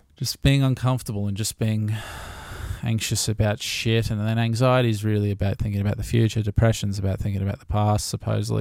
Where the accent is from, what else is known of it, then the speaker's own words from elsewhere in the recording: Gold Coast, Queensland, Australia; I'm born and raised on the Gold Coast, which is mostly unheard of these days.